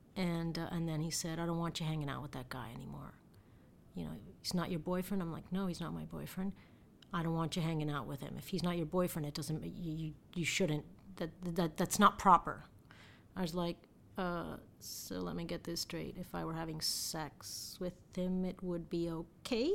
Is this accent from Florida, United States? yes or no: yes; Miami, Florida, United States; I was born and raised in Miami, and, um, my parents are, uh, Cuban.